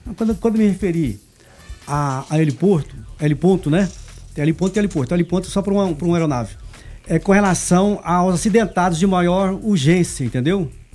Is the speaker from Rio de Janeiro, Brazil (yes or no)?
no; Anápolis, Goiás, Brazil; é daqui de Anápolis, nascido e criado em Anápolis, trabalhei muito tempo fora